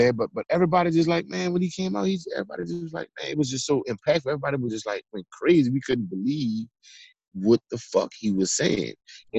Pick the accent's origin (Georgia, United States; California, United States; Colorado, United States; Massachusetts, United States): California, United States; born there; And so, look, I was born in California, right?